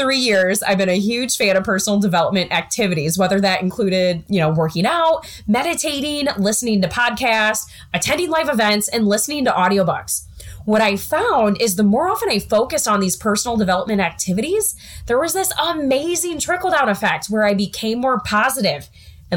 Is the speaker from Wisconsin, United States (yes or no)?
yes; southwest Wisconsin, United States; now in Iowa, United States; I grew up in the Midwest in a small town of 1,000 people located in the southwest part of Wisconsin